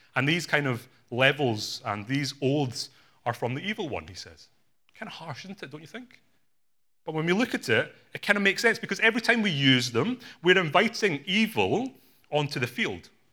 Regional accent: Glasgow, Scotland, United Kingdom; My parents are from Hong Kong. I was born in Glasgow in Scotland

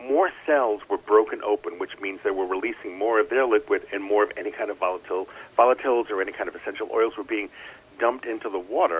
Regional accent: New England, United States; I'm from New England

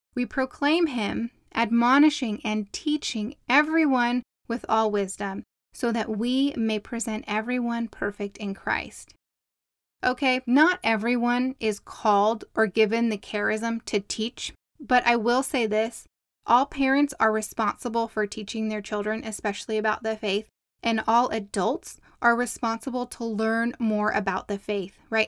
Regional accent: Southern California, United States; accent: Southern California; I sound like I'm from Southern California

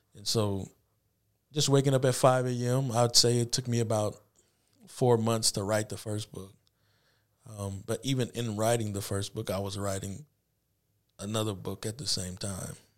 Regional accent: Anderson, Indiana, United States; also born or lived in Peoria, Illinois; born and raised in Anderson, graduated from Highland in two thousand seven

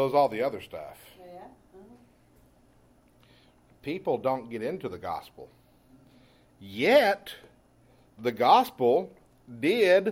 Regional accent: East Texas, United States; moved away; I come from East Texas. We have pine trees there

